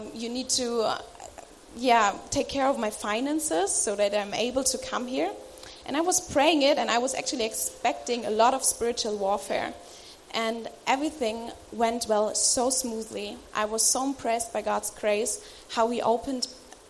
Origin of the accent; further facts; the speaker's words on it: Germany; I'm from Germany